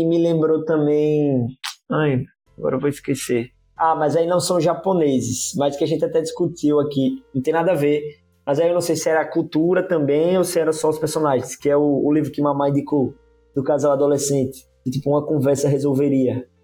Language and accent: Portuguese; Brazil; como brasileiro